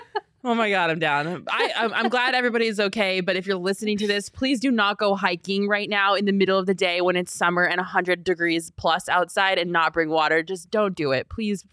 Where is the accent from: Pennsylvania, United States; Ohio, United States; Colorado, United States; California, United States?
Colorado, United States; now in Phoenix, United States; If you know me, you know I'm from Colorado.